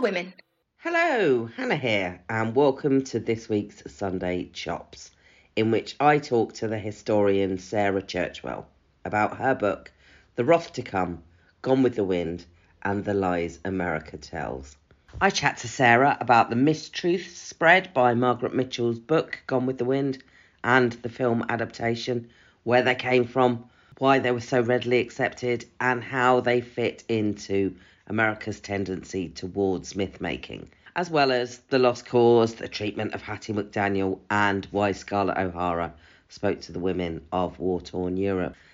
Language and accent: English; Newport Pagnell, South East England, United Kingdom; I grew up in Newport Pagnell, which is this little town in Buckinghamshire.